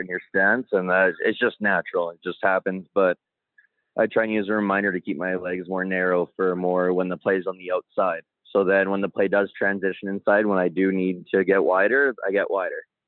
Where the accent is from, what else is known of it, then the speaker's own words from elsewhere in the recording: Calgary, Alberta, Canada; also born or lived in Comox, British Columbia; born in Comox, but I grew up mostly in Calgary. I moved to Calgary when I was about three with my mom